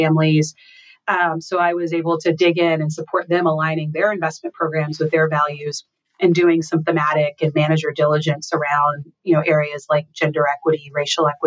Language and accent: English; Texas, United States; moved away as an adult; also born or lived in St. Louis, Missouri / New York / Boston / Washington D.C.; I grew up in Texas